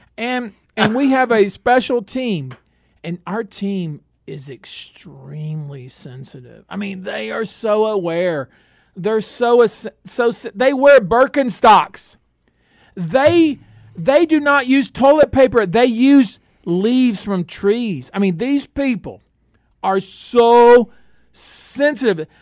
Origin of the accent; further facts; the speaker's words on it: Northeast Texas, United States; I'm from Northeast Texas.